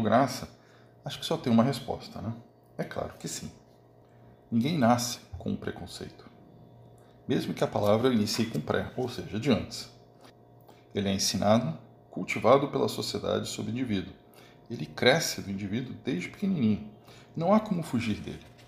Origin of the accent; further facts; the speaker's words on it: Brazil; nascido e criado no Brasil